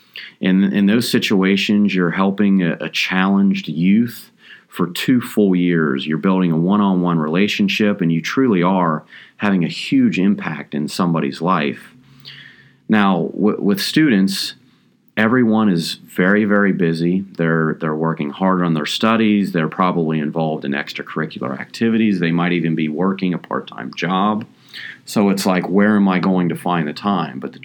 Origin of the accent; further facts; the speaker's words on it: Appalachian Ohio, United States; I'm originally from the Appalachian region of Ohio